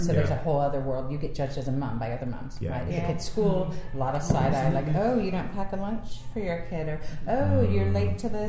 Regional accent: United States; moved away as an adult; also born or lived in San Francisco; now in United Kingdom; I'm American.

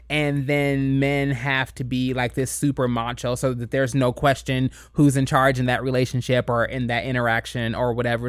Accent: Kentucky, United States; moved away; I grew up in Kentucky. I grew up in the Bible Belt

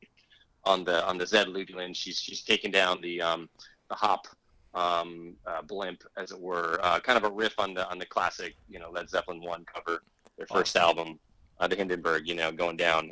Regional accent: small town near Metaline Falls, northern Washington, United States; It's a very small town that I actually grew up in.

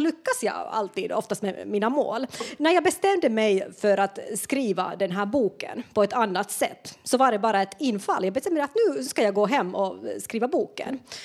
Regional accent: Finland; moved away as an adult; now in Sweden

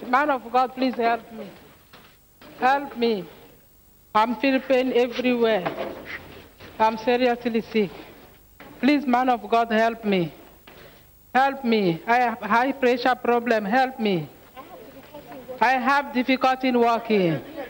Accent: Kenya; I'm from Kenya.

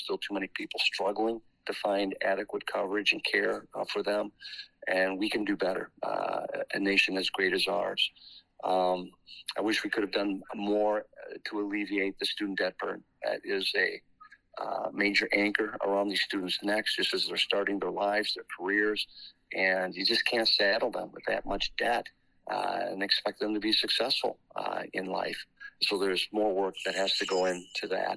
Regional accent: Western Wisconsin, United States; Both of us were born and raised in Western Wisconsin

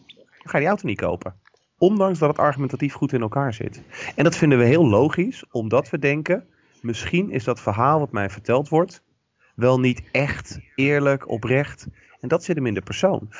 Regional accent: Rotterdam, South Holland, Netherlands; ik kom uit Rotterdam.

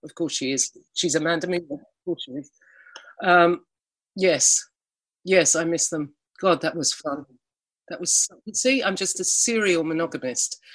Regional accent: Alston, North West England, United Kingdom; moved away; I was from Alston. We don't have avocados.

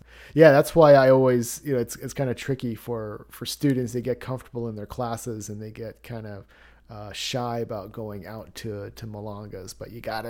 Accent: Dayton, Ohio, United States; born there; I was actually born in Ohio. I was born in Dayton.

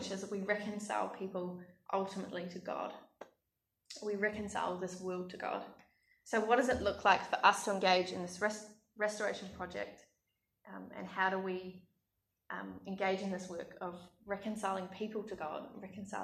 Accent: Australia; my home country

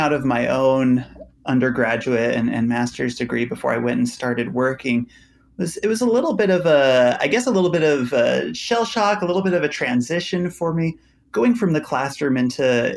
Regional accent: Idaho, United States; moved away as an adult; also born or lived in Utah; now in Ohio, United States; I was born and raised over in Idaho, so don't meet a lot of fellow Idahoans over here in Ohio

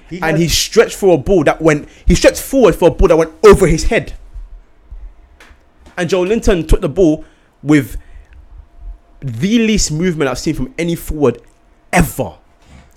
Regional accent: Ghana; as a Ghanaian

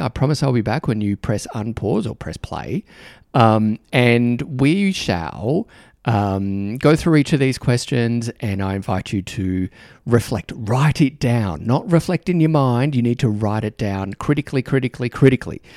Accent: Australia; accent: Australian; my Australian accent

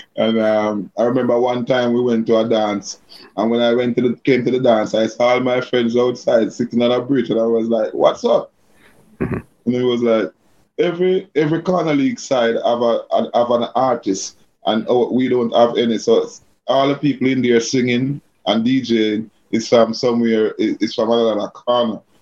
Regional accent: Kingston, Saint Andrew, Jamaica; I grew up in a place called Barbican. That's upper, that, that, that's St. Andrew, upper St. Andrew. Um, Kingston 8, Barbican, Kingston 8.

